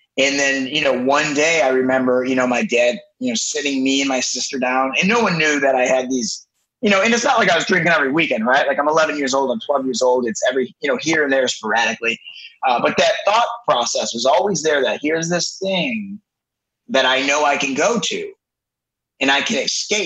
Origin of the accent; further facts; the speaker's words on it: Detroit, Michigan, United States; I'm originally from Metro Detroit, so Detroit, Michigan. I grew up about 10 minutes from downtown Detroit